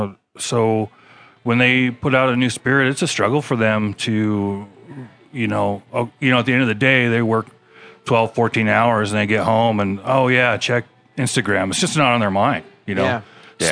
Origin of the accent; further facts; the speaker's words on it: Washington, United States; moved away as an adult; Originally from Washington State, so not a local boy, but I've lived in Utah longer than I lived in Washington, as it turns out now.